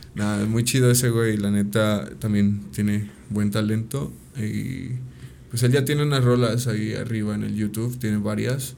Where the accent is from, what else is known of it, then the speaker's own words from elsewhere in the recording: Ayala, Morelos, Mexico; pues de Ayala